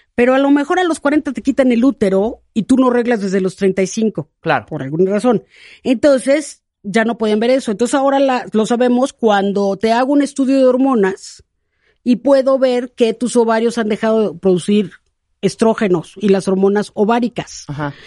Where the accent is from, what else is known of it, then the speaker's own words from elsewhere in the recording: Mexico; cómo somos las mexicanas